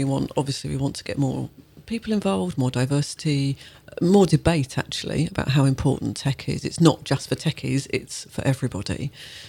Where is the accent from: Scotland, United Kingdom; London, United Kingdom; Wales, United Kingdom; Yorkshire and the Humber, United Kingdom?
London, United Kingdom; I'm born in London and went to school in London